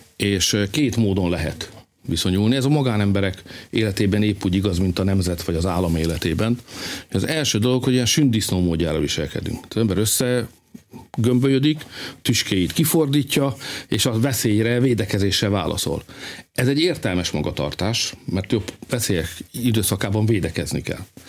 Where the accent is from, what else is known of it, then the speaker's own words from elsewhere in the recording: Hungary; magyarok vagyunk